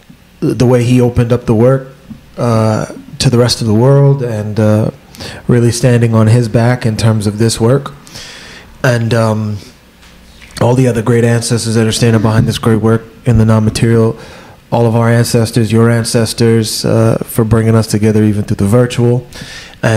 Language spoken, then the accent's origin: English; United States; I grew up in the States, right? I'm African, but I grew up in the States